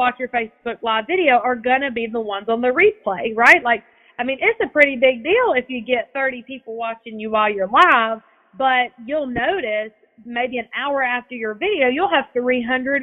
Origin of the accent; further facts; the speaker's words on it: Evans, Georgia, United States; I'm from Evans, Georgia